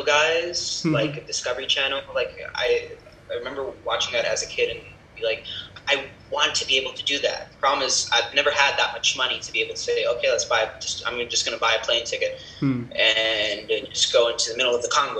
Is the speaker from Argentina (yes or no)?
yes; Argentina; first language Spanish; English is a second language; moved away as an adult; also born or lived in New York, United States / La Plata, Argentina; now in United Arab Emirates; I'm from New York, but I only lived there till I was seven and a half, actually. And just I grew. So I was raised in Argentina.